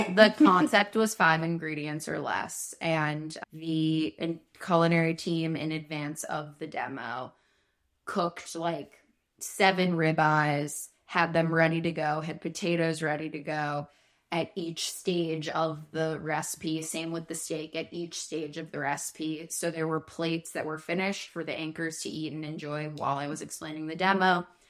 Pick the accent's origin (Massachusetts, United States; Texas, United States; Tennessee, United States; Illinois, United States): Illinois, United States; Chicago; accent: Chicago; learned how to get rid of my Chicago accent and conduct myself on camera.